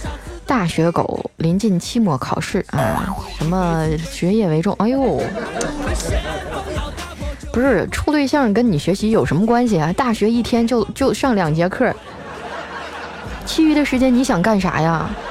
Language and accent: Chinese; Northeast China, China; 哎，我我也是，因为我是北方人嘛。以前我就想，南方冬天最低温度也就零度左右，能咋的呀？我们大东北零下二三十度